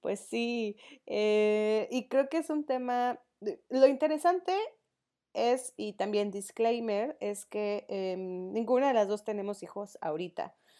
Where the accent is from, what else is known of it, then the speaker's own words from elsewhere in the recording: León, Guanajuato, Mexico; yo crecí en León, en una zona eh, con, donde la educación era sobre todo católica